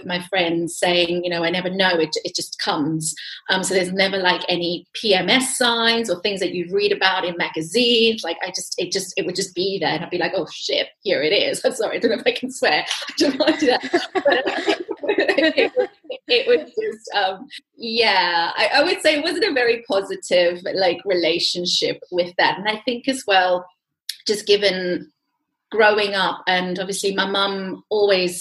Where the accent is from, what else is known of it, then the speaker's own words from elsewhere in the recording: South Africa; I'm from South Africa